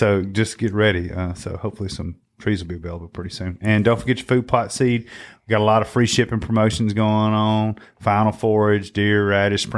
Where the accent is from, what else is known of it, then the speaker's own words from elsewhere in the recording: Mississippi, United States; I was from Mississippi